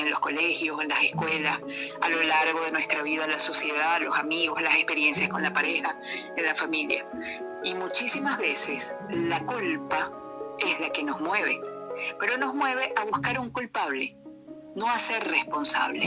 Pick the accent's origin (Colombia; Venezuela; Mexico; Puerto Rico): Venezuela; moved away as an adult; now in Gijón, Spain; voy a seguir siendo la venezolana que nació en Venezuela, que ama Venezuela